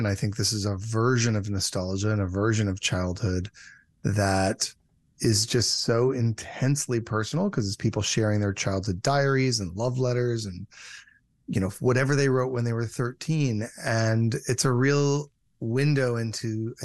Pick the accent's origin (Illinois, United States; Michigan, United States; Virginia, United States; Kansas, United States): Michigan, United States; moved away; also born or lived in California; I'm from Michigan and I was living in California and I went home to Michigan